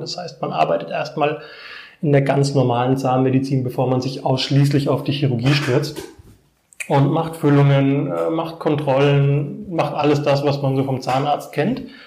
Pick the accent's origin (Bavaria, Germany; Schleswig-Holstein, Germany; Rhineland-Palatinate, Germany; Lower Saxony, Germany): Bavaria, Germany; Bad Neustadt an der Saale; also born or lived in Erlenbach am Main / Hohenroth / Heidelberg; Ich komme aus Bad Neustadt, bin mit meinen Eltern im Alter von drei Jahren hierher gezogen, erst nach Hohenroth. Dann sind wir nach Bad Neustadt gezogen, bin hier zur Grundschule gegangen